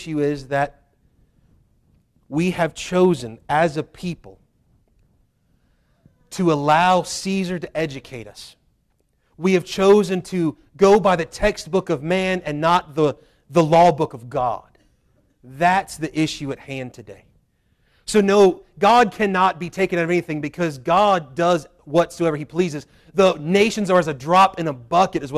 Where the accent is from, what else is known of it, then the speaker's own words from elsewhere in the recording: Waynesboro, Virginia, United States; I was born in Waynesboro